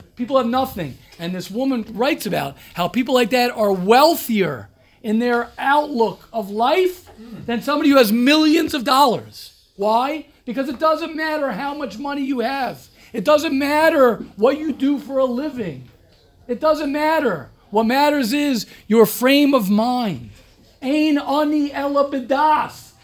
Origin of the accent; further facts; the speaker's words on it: United States; moved away; also born or lived in Israel; I'm American, more American than everybody here